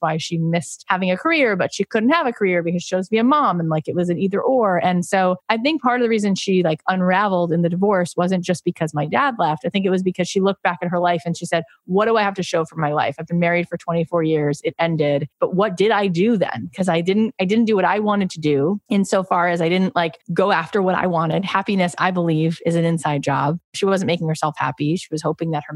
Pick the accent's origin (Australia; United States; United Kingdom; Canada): United States; Florida; moved away as an adult; I grew up in Florida.